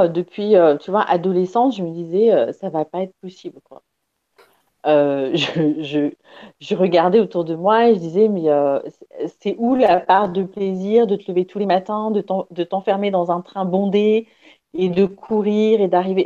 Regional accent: Paris, Île-de-France, France; je suis née à Paris

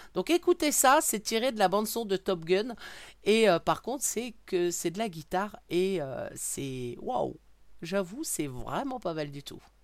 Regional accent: Brittany, France; je suis bretonne

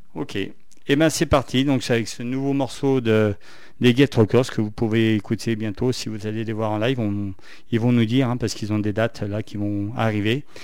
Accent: Saint-Étienne, Auvergne-Rhône-Alpes, France; accent: stéphanois; mon accent stéphanois anglais pourri

